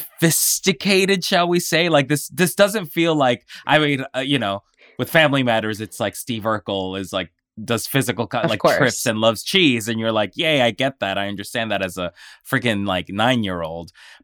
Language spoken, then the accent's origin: English; Colombia; So I'm from Colombia, and where I'm from, one of my aunts owned a video store, a very, very small video store.